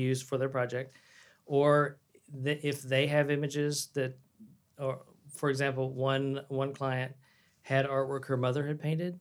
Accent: Waco, Texas, United States; moved away as an adult; now in Dallas, United States; I was from Waco, small town

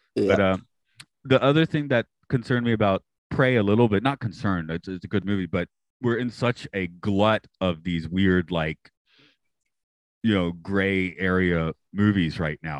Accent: Atlanta, Georgia, United States; I'm from Atlanta

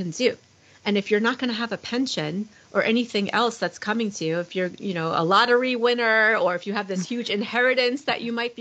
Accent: Long Island, New York, United States; moved away; I'm originally from Long Island, New York.

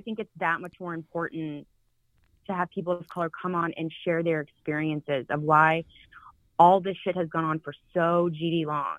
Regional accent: Charlotte, North Carolina, United States; moved away; I'm born and raised in Charlotte

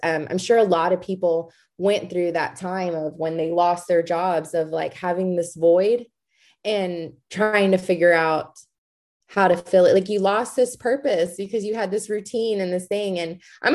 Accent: Georgetown, Texas, United States; I was born and raised in Georgetown, Texas

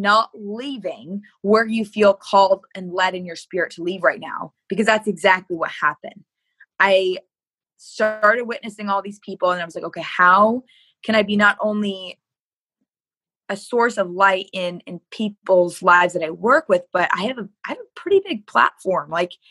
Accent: Michigan, United States; And so that's where I came from Michigan.

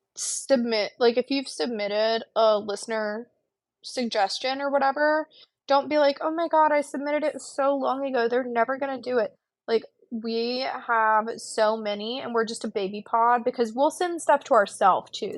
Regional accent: Pensacola, Florida, United States; I'm from Pensacola, and like, at the time, I wasn't living in Pensacola, I was living in South Florida, but I grew up in Pensacola

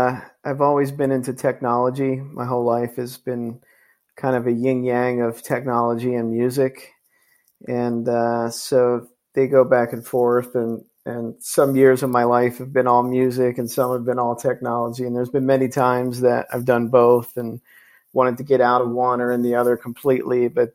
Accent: Philadelphia, Pennsylvania, United States; my hometown team, the Philadelphia Eagles

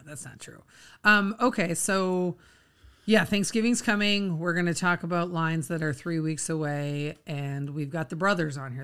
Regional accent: Minnesota, United States; We, we grew up in Minnesota

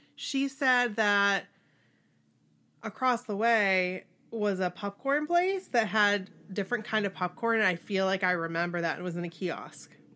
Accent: Maine, United States; We're from Maine.

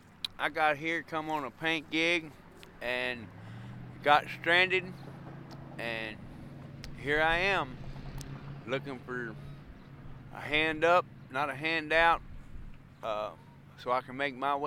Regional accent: Texas, United States; moved away as an adult; now in Carter Lake, United States; I'm from Texas

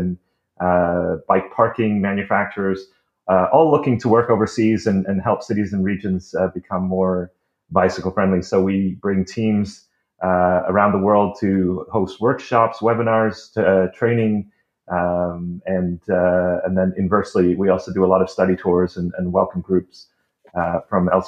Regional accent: Canada; moved away as an adult; now in Netherlands; I am a Canadian

